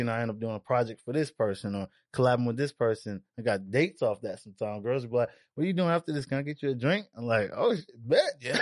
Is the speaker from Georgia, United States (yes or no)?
yes; Stone Mountain, Georgia, United States; also born or lived in Brooklyn, New York; I was born in Brooklyn, but I'm really raised in Stone Mountain